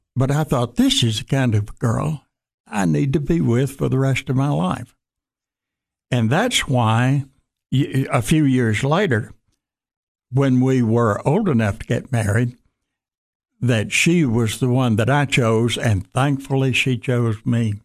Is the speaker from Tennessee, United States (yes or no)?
yes; Jackson, Tennessee, United States; moved back to Jackson, Tennessee, my hometown